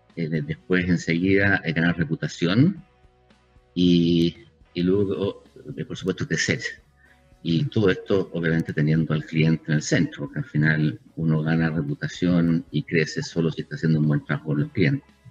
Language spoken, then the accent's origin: Spanish; Chile; moved away as an adult; also born or lived in Europe; somos la Suiza de Latinoamérica